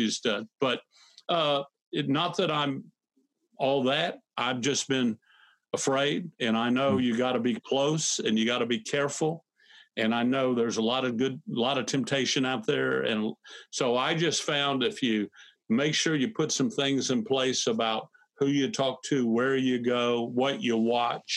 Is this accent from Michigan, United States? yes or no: no; Fort Myers, Florida, United States; I went back to my hometown to pastor, my hometown, Fort Myers, Florida.